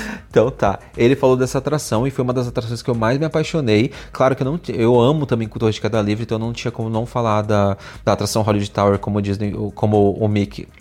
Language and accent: Portuguese; Brazil; eu sou brasileiro